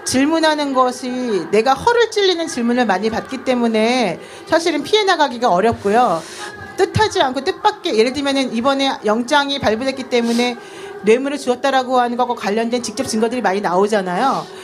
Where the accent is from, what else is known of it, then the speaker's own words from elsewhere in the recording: Seoul, South Korea; 전농동에서 태어났습니다.